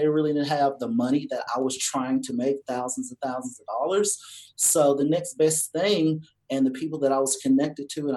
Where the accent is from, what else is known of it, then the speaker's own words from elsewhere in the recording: Cleveland, Georgia, United States; I'm from Georgia. I'm from a little tiny town called Cleveland, Georgia